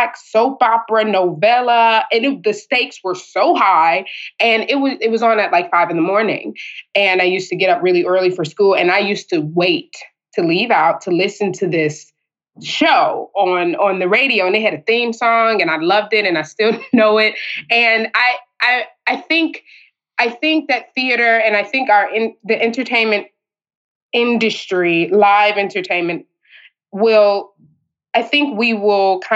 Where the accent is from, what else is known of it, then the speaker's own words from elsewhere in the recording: Chicago, Illinois, United States; grew up with PBS and pardon me, PBS and WTTW and things like that. I'm from Chicago